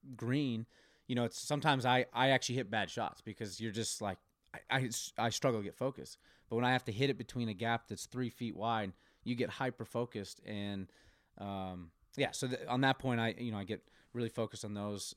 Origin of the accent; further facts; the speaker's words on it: Colorado, United States; moved away as an adult; also born or lived in Oklahoma; growing up in Colorado